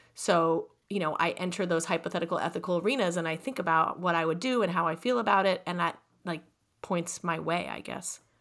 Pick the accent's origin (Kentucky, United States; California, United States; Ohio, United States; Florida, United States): California, United States; I'm from California